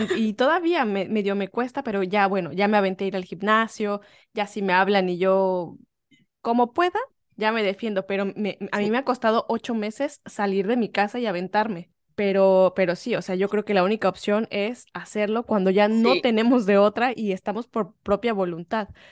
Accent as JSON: {"language": "Spanish", "country": "Mexico", "moved": "as an adult", "lives_now": "England, United Kingdom"}